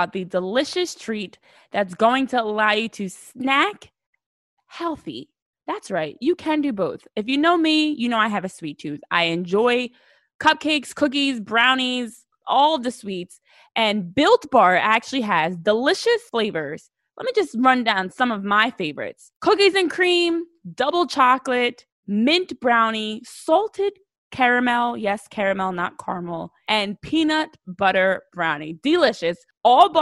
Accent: New Jersey, United States; I'm from Jersey, born and raised in the area.

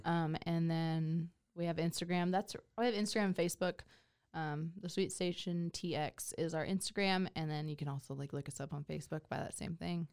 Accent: McKinney, Texas, United States; now in Waco, United States; my hometown, McKinney

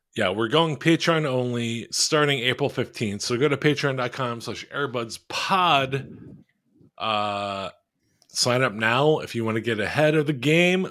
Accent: Philadelphia, Pennsylvania, United States; a bunch of people I grew up with in Philly

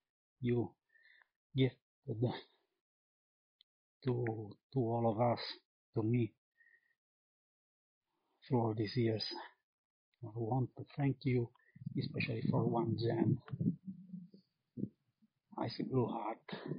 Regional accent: Villacidro, Sardinia, Italy; from Villa Cidro, a small town 30 miles far from Cagliari in Sardinia, Italy.

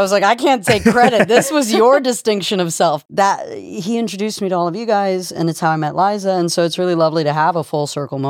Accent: San Francisco, California, United States; The way that I would have pronounced your name here and growing up in San Francisco.

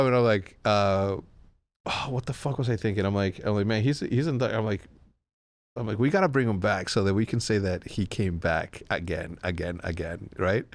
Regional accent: Wheeling, Illinois, United States; When I say I'm from Chicago, I'm just trying to avoid an extra ten seconds of conversation of me explaining where Wheeling, Illinois is

